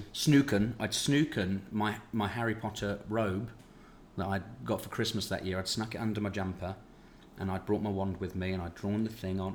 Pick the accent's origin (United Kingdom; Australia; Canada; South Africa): United Kingdom; I come from Britain